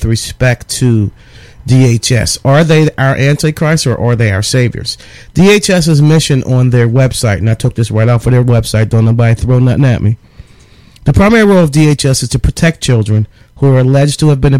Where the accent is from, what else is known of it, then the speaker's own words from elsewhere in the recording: Pittsburgh, Pennsylvania, United States; moved away; also born or lived in Philadelphia; I grew up in Pittsburgh, a product of the our agency in Pittsburgh is called Children and Youth Services. From age 3 to age 17, I was the recipient